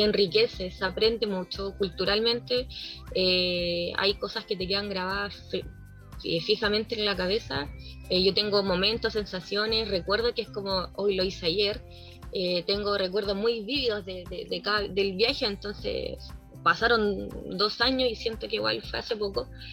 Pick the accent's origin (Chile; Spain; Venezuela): Chile; soy chilena, hablo fuerte